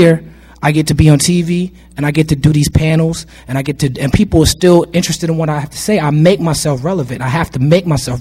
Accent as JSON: {"language": "English", "town": "New York City", "region": "New York", "country": "United States", "said": "I'm from New York City."}